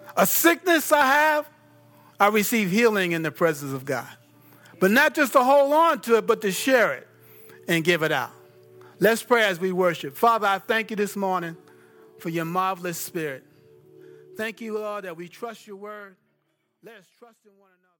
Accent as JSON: {"language": "English", "region": "New York", "country": "United States", "said": "I'm from New York."}